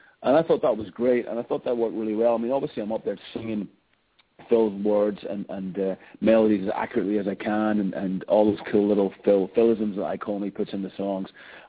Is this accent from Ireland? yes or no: yes; Ireland; being an Irish boy and growing up in …, and that band is the soundtrack of my youth